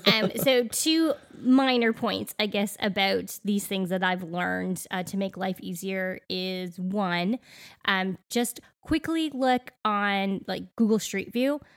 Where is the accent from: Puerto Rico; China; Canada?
Canada; now in Middle Tennessee, United States; growing up in Canada, I don't know about you, Daniel, but our schools never had air conditioning